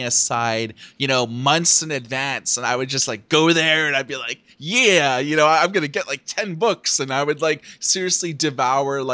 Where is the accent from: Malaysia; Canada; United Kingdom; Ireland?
Canada; Thunder Bay, Ontario; I grew up in Thunder Bay, Ontario